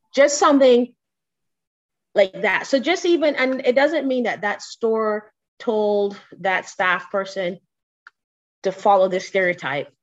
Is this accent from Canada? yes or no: no; Barbados; I am from Barbados.